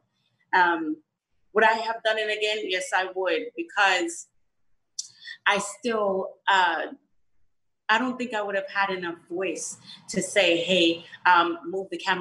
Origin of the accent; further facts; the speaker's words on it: Jamaica; I was one from Jamaica